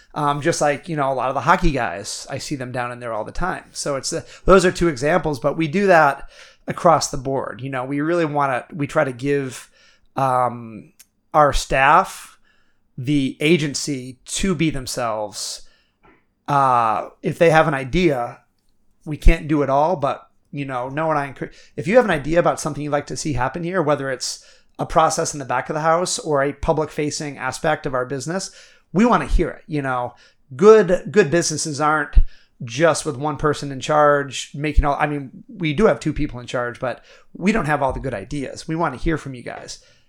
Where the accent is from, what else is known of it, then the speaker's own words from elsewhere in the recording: Milo, Maine, United States; I'm a kid from Milo, Maine